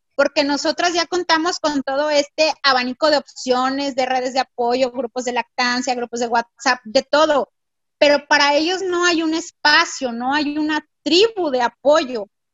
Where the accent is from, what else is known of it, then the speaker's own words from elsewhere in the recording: Mexico City, Mexico; now in Monterrey, Mexico; yo soy de la Ciudad de México y físicamente no tenía aquí a nadie